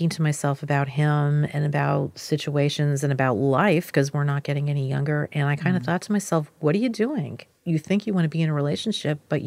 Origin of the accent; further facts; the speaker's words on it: Pennsylvania, United States; moved away as an adult; also born or lived in Washington, D.C.; Where I grew up in Pennsylvania is very, let's say, marriage-centric